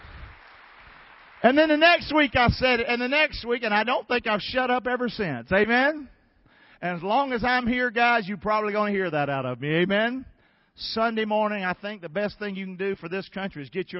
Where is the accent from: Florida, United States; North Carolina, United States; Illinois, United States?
North Carolina, United States; Rockingham; moved away as an adult; also born or lived in Englewood; I'm from Rockingham